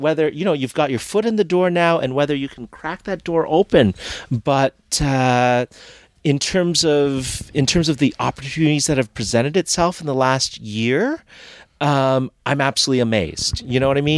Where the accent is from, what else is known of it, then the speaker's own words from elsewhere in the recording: Canada; I am so Canadian